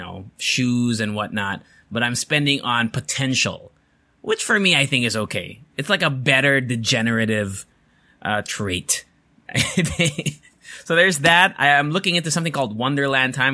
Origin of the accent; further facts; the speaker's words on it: United States; moved away; I grew up in America